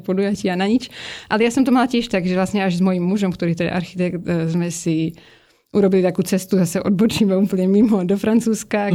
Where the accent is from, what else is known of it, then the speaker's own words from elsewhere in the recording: Prague, Czechia; Narodil som sa v roku 1990 v Čechách na Vinohradu v Prahe.